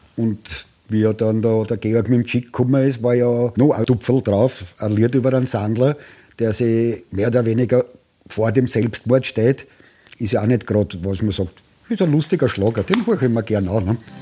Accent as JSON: {"language": "German", "country": "Austria", "also_born_or_lived": "Tuscany, Italy", "said": "ich als Österreicher"}